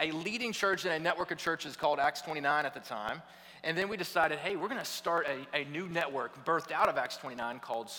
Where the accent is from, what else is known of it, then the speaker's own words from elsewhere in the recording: Atlanta, Georgia, United States; moved away as an adult; also born or lived in Louisville, Kentucky; I grew up in Atlanta, Georgia